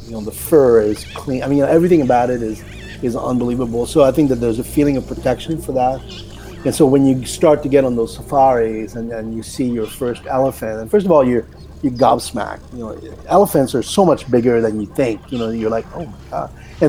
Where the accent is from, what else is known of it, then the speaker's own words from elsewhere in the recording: Newport Beach, California, United States; they don't care that I'm from Newport Beach.